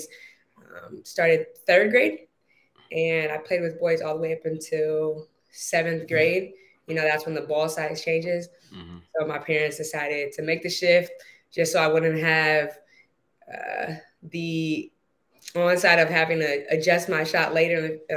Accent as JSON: {"language": "English", "area": "Bay Area", "region": "California", "country": "United States", "tie": "born or raised there", "said": "being that I was from the Bay, we frequented going to a lot of SAC King games."}